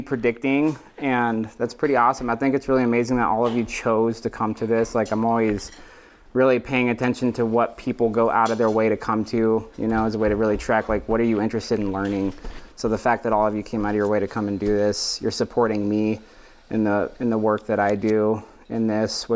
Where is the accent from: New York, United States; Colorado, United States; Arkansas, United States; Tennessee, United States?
Colorado, United States; Durango; I grew up outside of Durango in a rural Mormon community